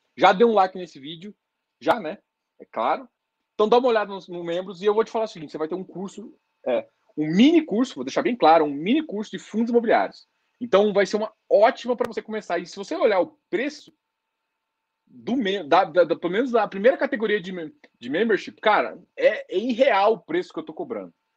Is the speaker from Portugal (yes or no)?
no; Goiás, Brazil; Sou goiano